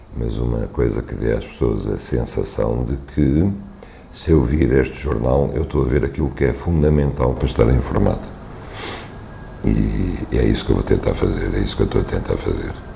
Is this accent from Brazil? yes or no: no; Algarve, Portugal; minha infância no Algarve